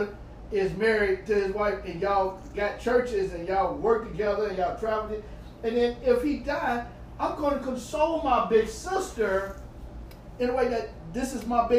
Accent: St. Louis, Missouri, United States; moved away; I was raised in St. Louis

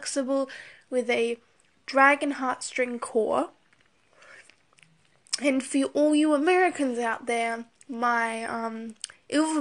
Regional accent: Australia; I'm Australian

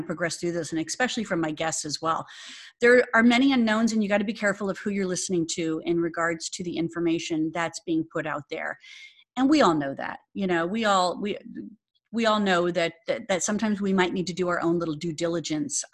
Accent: Phoenix, Arizona, United States; moved away; Phoenix, yay, my hometown, Arizona

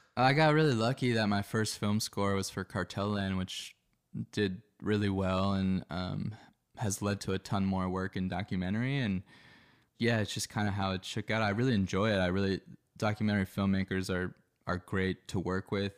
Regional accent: Philadelphia, Pennsylvania, United States; moved away as an adult; now in Los Angeles, United States; I grew up in Philadelphia on the East Coast of the U S

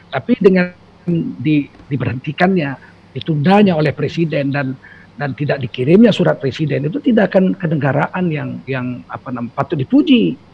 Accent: Medan, North Sumatra, Indonesia; kalau saya orang Medan ya Tengku Bangsawan ya dari

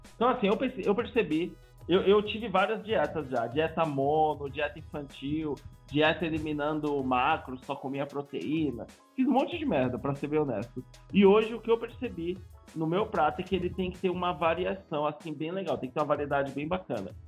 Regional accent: Bahia, Brazil; o meu corpo de baiano

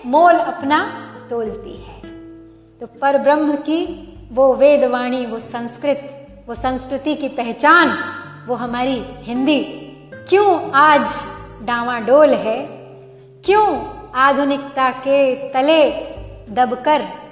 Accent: India

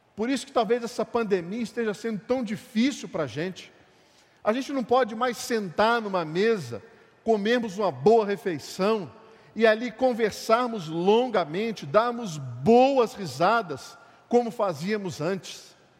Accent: Brazil; nós somos brasileiros

